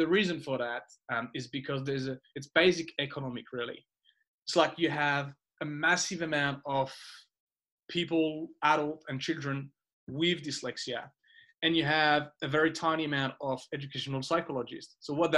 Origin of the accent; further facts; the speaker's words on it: France; moved away as an adult; I grew up in France and I did my first half of life in France. I went to school in France